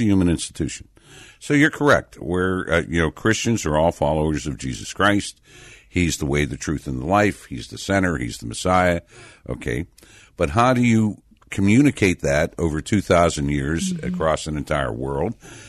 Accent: Pittsburgh, Pennsylvania, United States; I was born in Pittsburgh in the 20th century

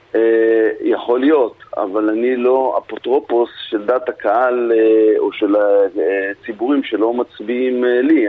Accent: Tel Aviv, Tel Aviv District, Israel; אני תל אביבי

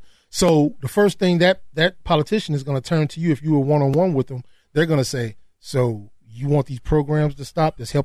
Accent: United States; I was born here

